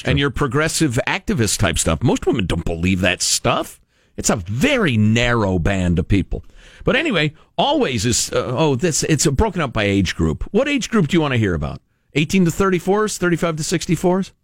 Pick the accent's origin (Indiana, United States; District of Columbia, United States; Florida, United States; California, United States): California, United States; as a Californian